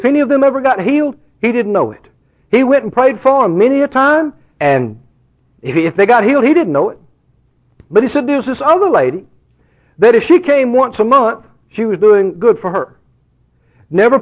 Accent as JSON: {"language": "English", "region": "Mississippi", "country": "United States", "tie": "born or raised there", "moved": "yes", "lives_now": "Texas, United States", "said": "I grew up just a couple of doors over in Mississippi."}